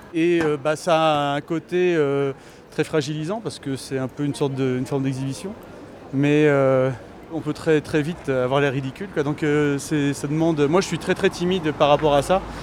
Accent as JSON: {"language": "French", "region": "Normandy", "country": "France", "said": "Moi, je suis normand"}